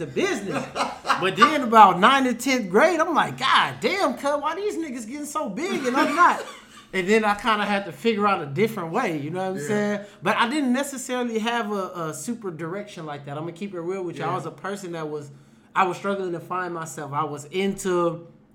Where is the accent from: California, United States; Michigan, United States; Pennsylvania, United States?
California, United States; Los Angeles; also born or lived in Compton; I was born on 62nd in San Pedro. I was born in the Six Pack, which is the East Coast, right?